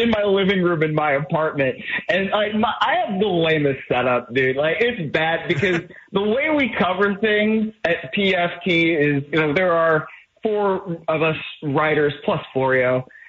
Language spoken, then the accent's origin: English; Cleveland, Ohio, United States; now in Los Angeles, United States; I'm still from Cleveland.